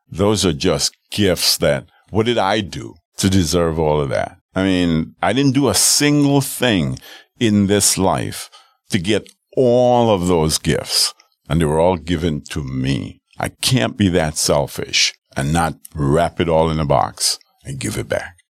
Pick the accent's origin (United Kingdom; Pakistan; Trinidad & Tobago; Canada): Trinidad & Tobago; Arima; now in Milwaukee, United States; my hometown of Arima, Trinidad